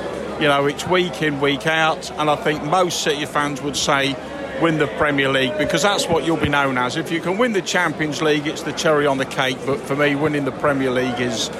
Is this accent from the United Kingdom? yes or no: yes; East Midlands, United Kingdom; born there; Well, I'm from born in South Lincolnshire. I've been going to see City since 1968.